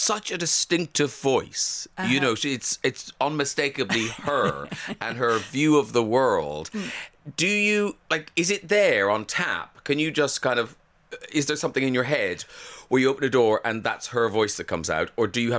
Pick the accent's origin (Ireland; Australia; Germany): Ireland; I have trouble with my H's being Irish.